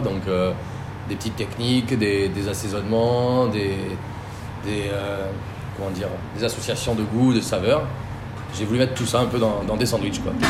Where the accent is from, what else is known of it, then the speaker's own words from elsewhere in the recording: Croatia; also born or lived in Basque Country, France; now in France; chez moi en Croatie